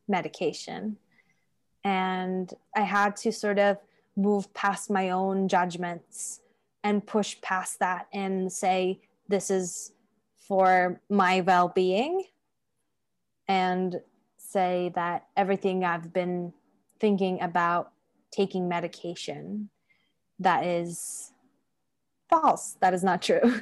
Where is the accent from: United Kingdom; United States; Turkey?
Turkey; moved away as an adult; my parents sort of had a choice when I was growing up to s, either invest in houses and cars or my education because the education system in Turkey is really bad